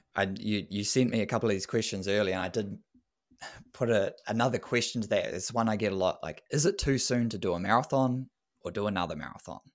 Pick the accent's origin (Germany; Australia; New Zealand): New Zealand; as a Kiwi boy